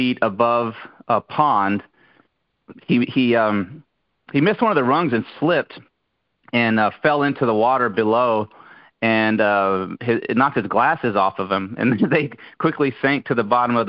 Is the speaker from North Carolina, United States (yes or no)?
yes; Brunswick County, North Carolina, United States; born or raised there